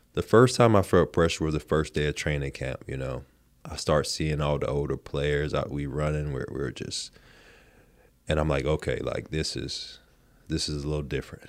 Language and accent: English; Supply, North Carolina, United States; moved away as an adult; also born or lived in Raleigh, North Carolina; I grew up in Supply. My high school was in Shallot.